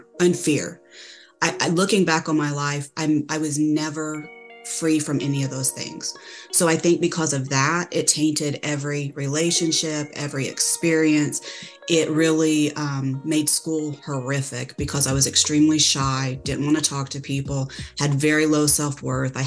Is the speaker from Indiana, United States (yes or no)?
yes; Indiana, United States; now in Texas, United States; I'm from Indiana. I currently live in Texas, in a small town near a big city, but I'm originally from Indiana.